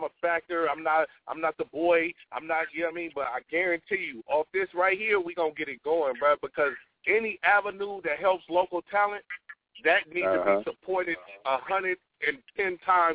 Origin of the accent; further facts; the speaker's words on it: Oakland, California, United States; moved away as an adult; now in Sacramento, United States; I'm from Oakland, California. I'm from 102nd and Walnut. That's where I was grew up and raised at.